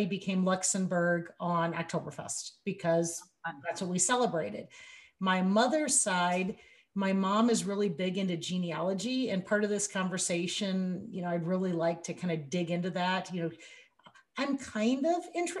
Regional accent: Remsen, Iowa, United States; moved away as an adult; also born or lived in Nebraska; I grew up in Remsen, Iowa.

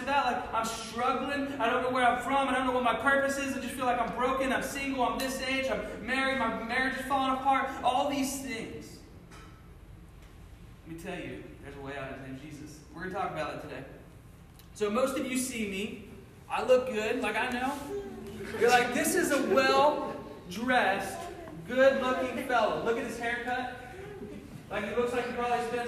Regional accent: Cincinnati, Ohio, United States; moved away as an adult; now in Missouri, United States; I grew up in Cincinnati, Ohio

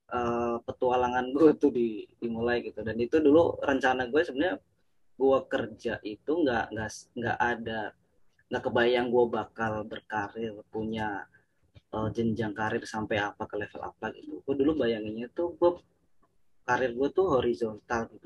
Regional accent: Purwokerto, Central Java, Indonesia; now in Jakarta, Indonesia; gue ngelamar dulu di di di kampung gue tuh di Purwokerto

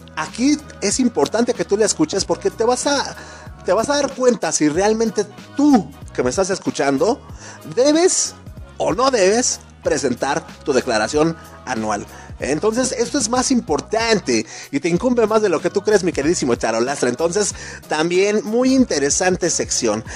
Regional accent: Mexico; nosotros mismos como mexicanos, como compatriotas

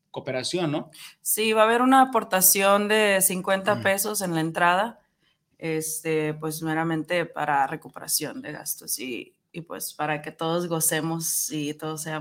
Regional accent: Nogales, Sonora, Mexico; also born or lived in Hermosillo; now in Guadalajara, Mexico; Yo no soy de aquí, eh, soy de, Sonora. soy de Nogales, Sonora.

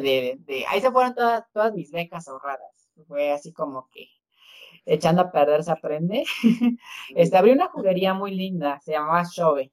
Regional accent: Oaxaca, Mexico; como oaxaqueño

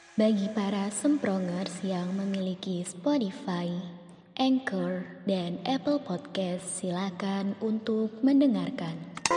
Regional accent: Pasuruan, East Java, Indonesia; moved away as an adult; also born or lived in Surabaya; aku dari Pasuruan yang kabupaten kecil banget di Jawa Timur

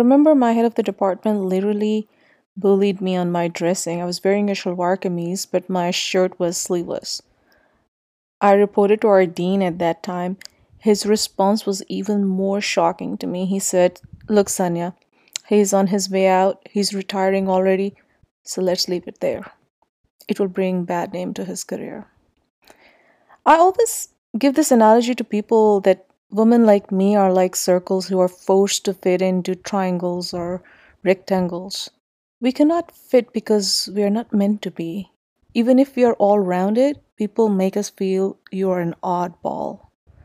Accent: Islamabad, Islamabad Capital Territory, Pakistan; I grew up in Islamabad

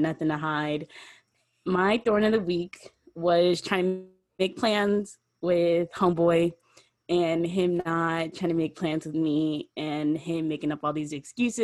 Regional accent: San Francisco, California, United States; moved away as an adult; now in Las Vegas, United States; I am from San Francisco

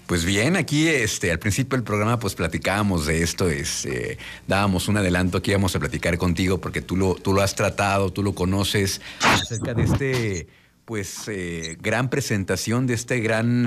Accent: Mexico; como compatriota, como, como mexicano

